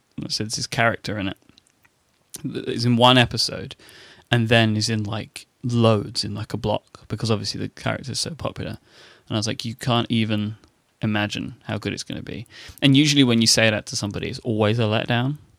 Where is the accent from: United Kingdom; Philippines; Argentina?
United Kingdom; I am British.